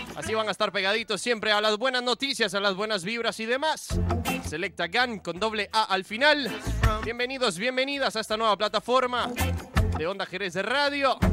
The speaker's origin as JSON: {"language": "Spanish", "country": "Costa Rica", "moved": "yes", "lives_now": "Spain", "said": "soy de Costa Rica"}